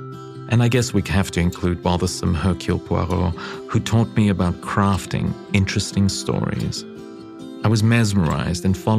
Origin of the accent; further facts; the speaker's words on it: London, United Kingdom; now in New York, United States; my hometown and for experiencing home almost as a tourist actually started for me as a young boy, right in London